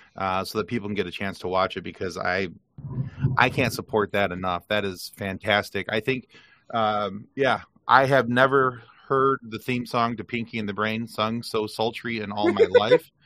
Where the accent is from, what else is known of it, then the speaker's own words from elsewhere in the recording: Lansing, Michigan, United States; I was born in Lansing, Michigan